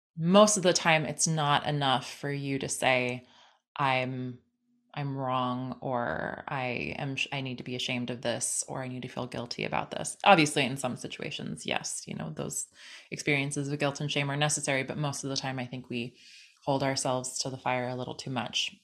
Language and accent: English; San Diego, California, United States; growing up in San Diego